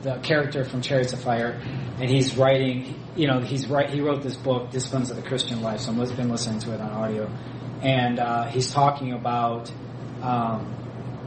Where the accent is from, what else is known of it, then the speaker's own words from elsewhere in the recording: Ohio, United States; now in Michigan, United States; I was from Ohio